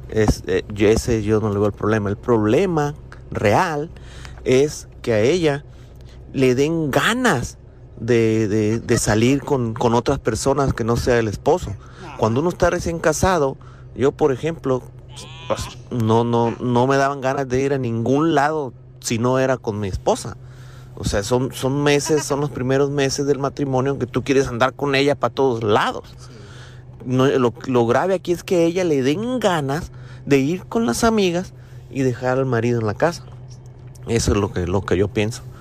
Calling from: Rancho Mirage, California, United States; Hola Pelín … de Rancho Mirage.

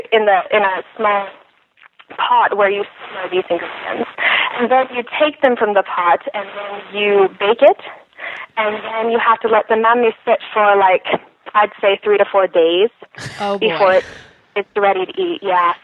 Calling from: Missoula, Montana, United States; I am calling from Missoula, Montana.

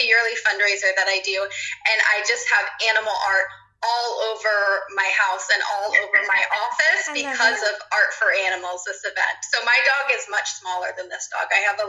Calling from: Providence, Rhode Island, United States; I am joining you from Providence, Rhode Island on the East Coast.

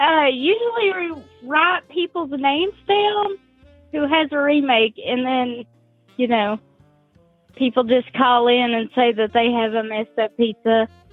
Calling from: Tennessee, United States

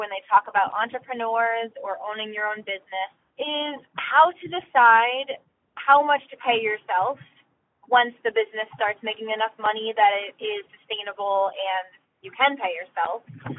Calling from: Rhode Island, United States; I'm calling from Rhode Island.

